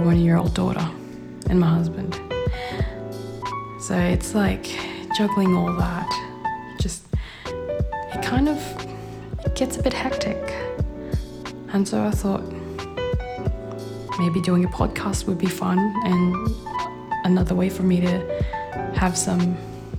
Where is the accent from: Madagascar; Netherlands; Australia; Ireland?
Australia; Perth, Western Australia; So I'm from Western Australia, from Perth, and I moved down south, 2.5 hours away.